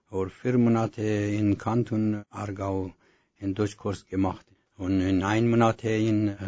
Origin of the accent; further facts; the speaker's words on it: Ghazni, Afghanistan; first language Dari; German is a second language; moved away as an adult; now in Switzerland; Ich komme aus Afghanistan, geboren 1969. Äh, meine Stadt in Ghazni, Afghanistan. Äh, meine Mutter spreche in Dari. Ich spreche ein bisschen Deutsch.